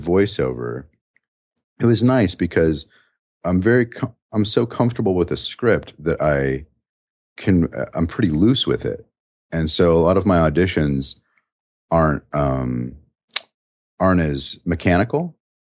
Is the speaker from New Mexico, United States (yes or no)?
yes; New Mexico, United States; now in Chicago, United States; Growing up in New Mexico, I grew up with a real lazy mouth